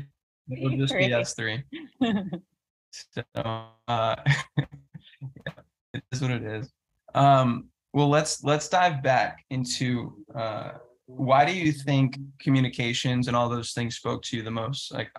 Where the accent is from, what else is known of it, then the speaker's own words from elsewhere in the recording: Northeast, United States; now in South Florida, United States; Like I grew up in the Northeast and, you know, I grew up in a diverse area and I was a minority in a lot of ways going to school and stuff.